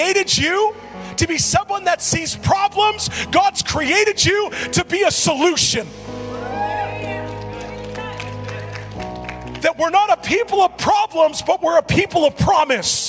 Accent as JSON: {"language": "English", "town": "Edmonton", "region": "Alberta", "country": "Canada", "said": "I'm from Edmonton"}